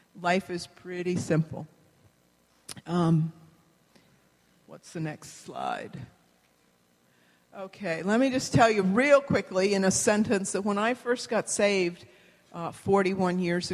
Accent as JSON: {"language": "English", "country": "New Zealand", "said": "So here on the map, we are from New Zealand. New Zealand is not Australia."}